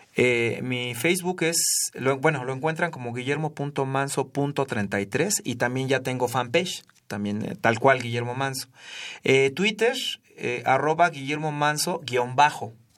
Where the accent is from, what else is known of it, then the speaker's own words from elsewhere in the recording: Ciudad Sahagún, Hidalgo, Mexico; moved away; also born or lived in Mexico City; yo viví toda mi infancia, aunque nací en la Ciudad de México, viví toda mi infancia en Ciudad Sagún, en Hidalgo